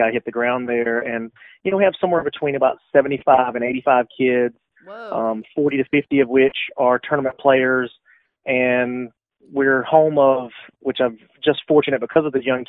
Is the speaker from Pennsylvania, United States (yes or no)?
no; St. Pauls, North Carolina, United States; now in Camden, United States; I'm originally from a small town in southeastern North Carolina called St. Paul's, which is basically halfway between Fayetteville and Lumberton, North Carolina